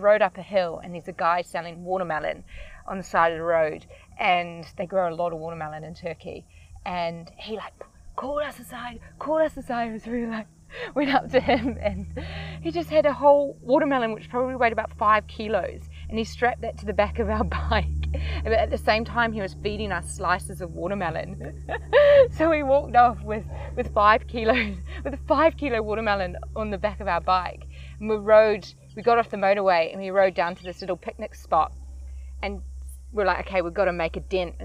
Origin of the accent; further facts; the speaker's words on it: New Zealand; I'm from New Zealand.